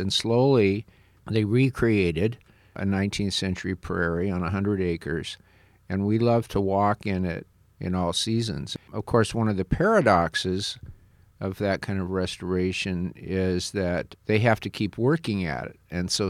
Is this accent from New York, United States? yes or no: no; California, United States; now in Iowa, United States; When Wendy and I came out here from California 20 years ago, we had almost never been in the Midwest.